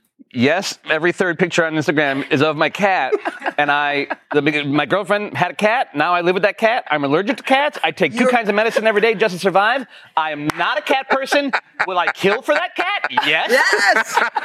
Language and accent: English; Chicago, Illinois, United States; born or raised there